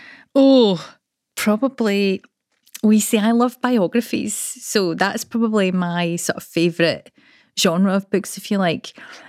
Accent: Coatbridge, Scotland, United Kingdom; Coatbridge. So it was a Carnegie library.

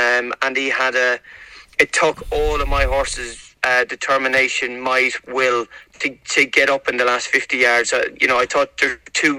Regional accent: Ireland; obviously I know I'm from Ireland, but I'm very, very much feel at home going over there

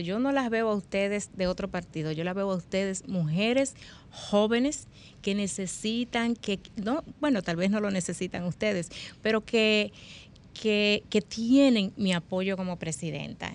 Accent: Dominican Republic; muy creativos que somos los dominicanos

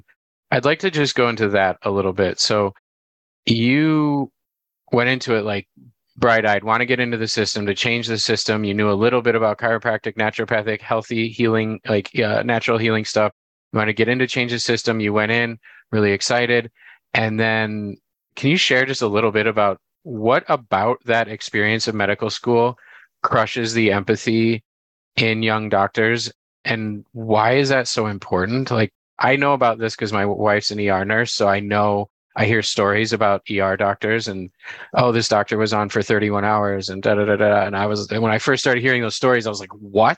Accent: Illinois, United States; moved away; I grew up in Illinois, not in Central Illinois

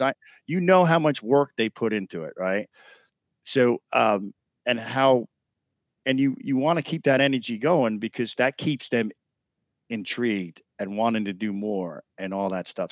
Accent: New York, United States; moved away; New York was special because I grew up in New York

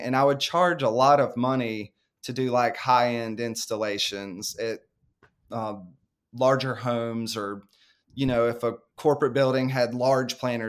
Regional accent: North Carolina, United States; I grew up in the suburbs or near a big city. I grew up near Charlotte, North Carolina. And so living out in the country was all new to me.

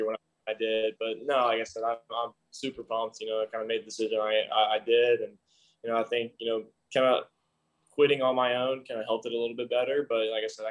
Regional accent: Pace, Florida, United States; also born or lived in Bessemer, Alabama; I spent like 8 years in Florida, like 7 in Bessemer.

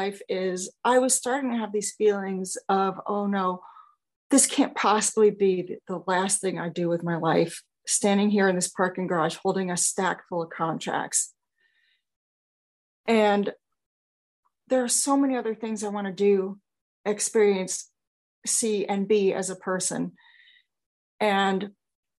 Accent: New York, United States; moved away; also born or lived in Phoenix / Los Angeles; I am originally from New York

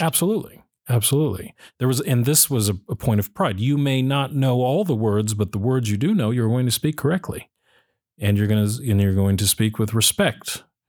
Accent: United States; I'll speak as an American

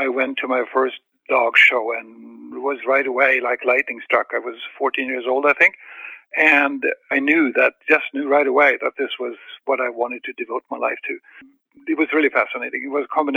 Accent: Sweden; English is a second language; moved away as an adult; now in California, United States; I was born in Sweden. I was brought up there, and I was involved in dogs for 20 years there. And I moved to this country in California in 1980

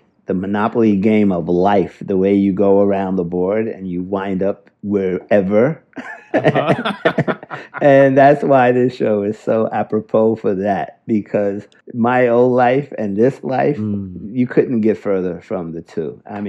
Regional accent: Wiesbaden, Hesse, Germany; born there; I was born in Wiesbaden. My dad was a Tuskegee Airman.

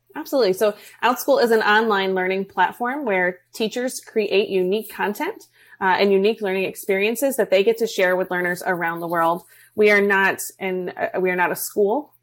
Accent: New York, United States; now in Florida, United States; We're originally from New York.

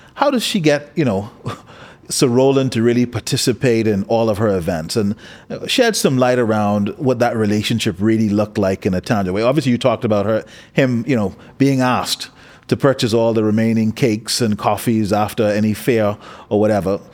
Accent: Bahamas

